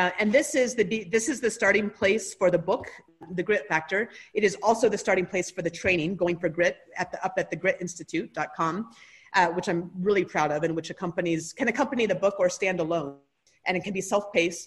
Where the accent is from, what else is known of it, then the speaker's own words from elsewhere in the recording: Anchorage, Alaska, United States; grew up outside of Anchorage, which is most of Alaska doesn't consider to be truly Alaska